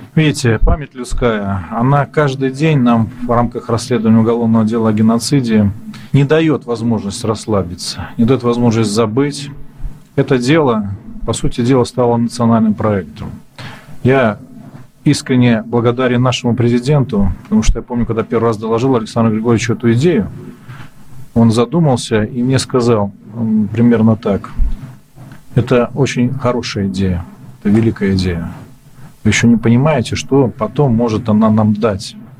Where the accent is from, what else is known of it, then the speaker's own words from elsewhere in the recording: native village near Mozyr, Gomel Region, Belarus; moved away; здесь в родной деревне